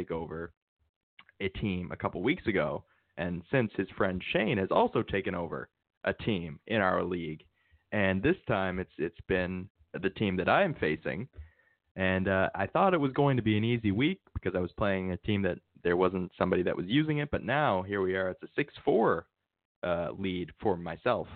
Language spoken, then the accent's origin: English; Newfoundland and Labrador, Canada; But we come from Newfoundland